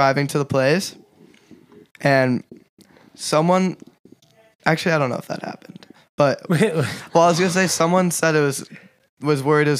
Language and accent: English; Highland Park, Illinois, United States; I'm from Highland Park